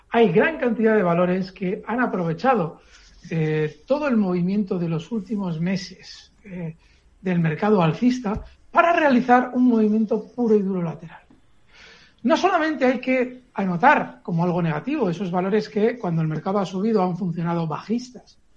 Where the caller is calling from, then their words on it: Madrid, Community of Madrid, Spain; de Madrid.